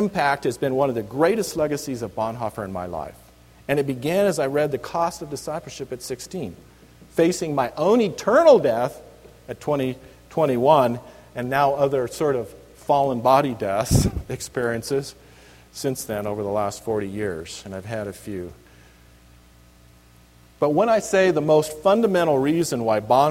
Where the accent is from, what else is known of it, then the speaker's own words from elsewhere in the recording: Reedley, California, United States; moved away as an adult; now in Alaska, United States; This is the little town I grew up in, California